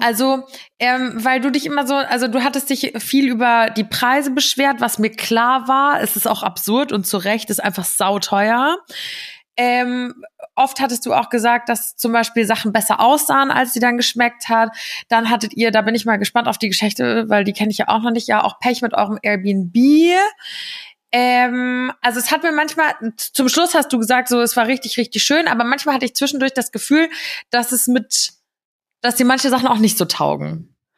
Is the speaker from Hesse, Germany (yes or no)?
yes; Giessen, Hesse, Germany; moved away as an adult; now in Rome, Italy; meine Heimatstadt, also Gießen